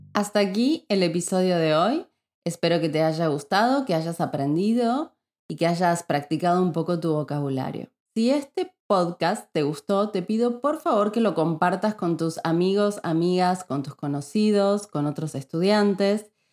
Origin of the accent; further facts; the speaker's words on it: Neuquén, Argentina; now in Spain; Cuando yo era chica vivía en la ciudad de Neuquén, que es una ciudad que está en la Patagonia de Argentina